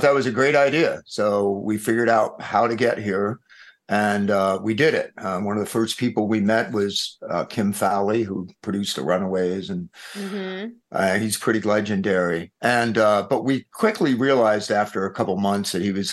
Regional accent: East Coast, United States; now in Los Angeles, United States; We're from the East Coast.

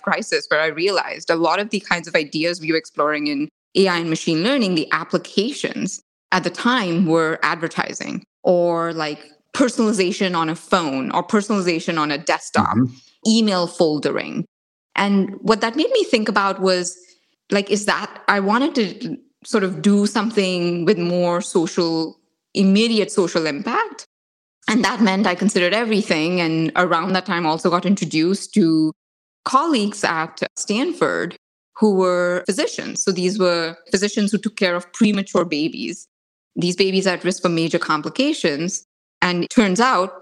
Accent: India; I grew up in India, in like a tiny little town in India.

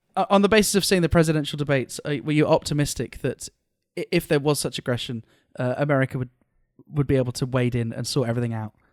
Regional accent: United Kingdom; as a British person

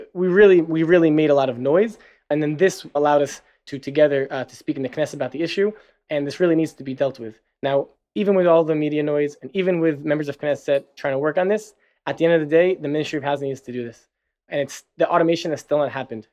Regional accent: New Jersey, United States; moved away as an adult; now in Tel Aviv, Israel; I'm originally from New Jersey. And pretty much, yeah, after high school, I moved to Israel

